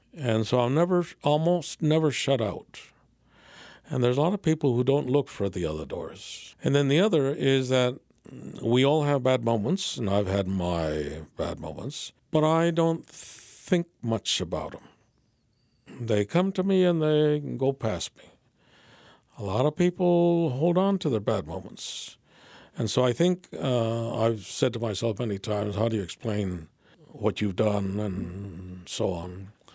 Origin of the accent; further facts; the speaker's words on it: San Fernando Valley, California, United States; I grew up in the San Fernando Valley, and I grew up in a barrio